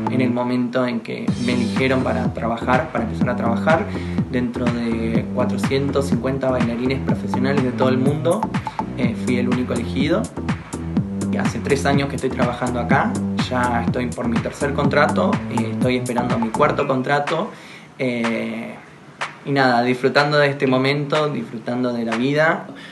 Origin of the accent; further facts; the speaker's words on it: General Roca, Río Negro, Argentina; moved away as an adult; nací en General Roca Río Negro, Argentina